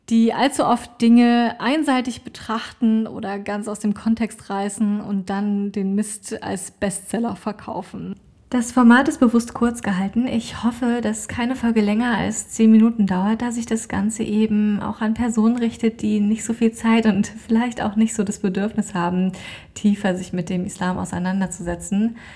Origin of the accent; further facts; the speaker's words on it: Dresden, Saxony, Germany; bin gebürtige Deutsche, komme ursprünglich aus Dresden